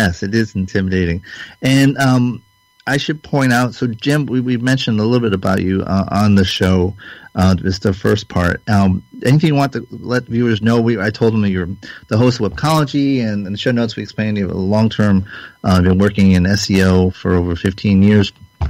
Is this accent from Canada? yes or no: yes; Canada; as a Canadian, as an outsider, Americans are puzzled by this election